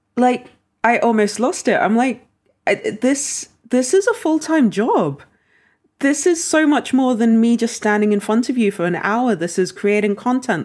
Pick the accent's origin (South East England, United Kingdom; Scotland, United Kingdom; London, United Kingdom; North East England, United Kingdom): London, United Kingdom; we lived in London.